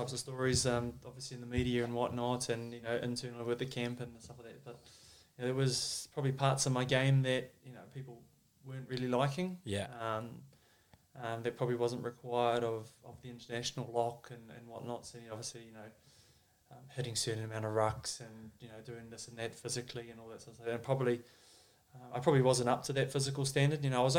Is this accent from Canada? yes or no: no; South Island, New Zealand; obviously being a Māori boy, growing up in the South Island, we never really got exposed to a lot of Māori culture